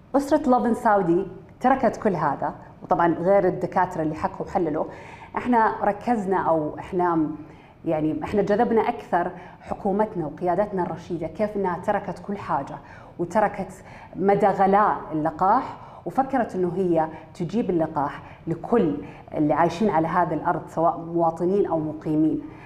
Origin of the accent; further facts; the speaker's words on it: Saudi Arabia; عندنا بالسعودية